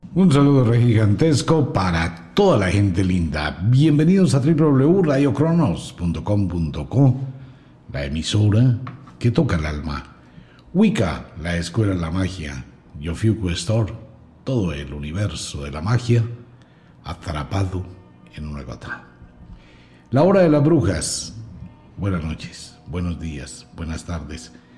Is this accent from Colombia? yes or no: yes; Colombia; como colombiano